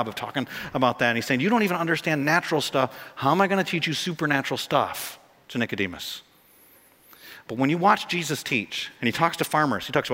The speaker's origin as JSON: {"language": "English", "country": "United States", "said": "Our problem as American Christians"}